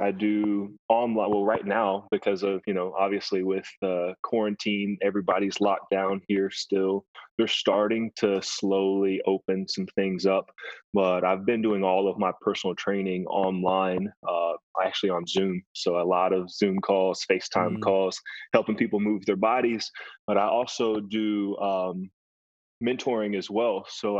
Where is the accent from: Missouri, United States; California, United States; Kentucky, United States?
Kentucky, United States; born there; now in Lexington, United States; So I moved around a lot as a kid. I was born in Western Kentucky, but we moved around often. I am living currently in Lexington, Kentucky.